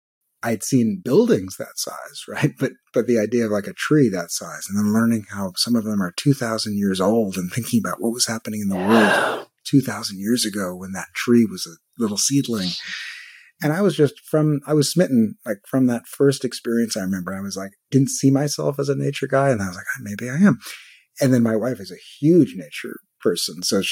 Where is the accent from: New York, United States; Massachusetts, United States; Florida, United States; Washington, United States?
New York, United States; New York City; moved away as an adult; now in California, United States; I grew up in Brooklyn, New York